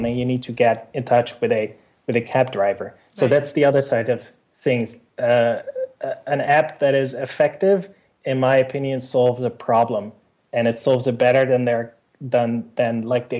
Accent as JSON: {"language": "English", "country": "Netherlands", "tie": "born or raised there", "said": "in my hometown and in the Netherlands"}